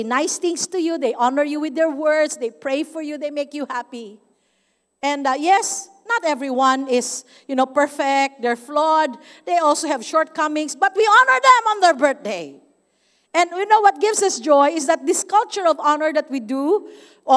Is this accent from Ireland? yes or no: no; Davao City, Davao Region, Philippines; I'm from Davao City